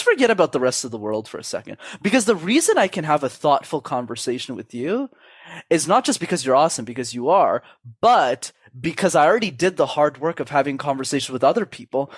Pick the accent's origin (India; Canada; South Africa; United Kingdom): Canada; I was born in Canada, first world country